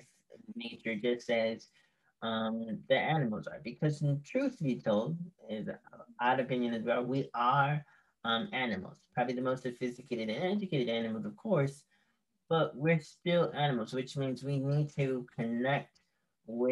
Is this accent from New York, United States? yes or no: yes; New York City, New York, United States; as a New Yorker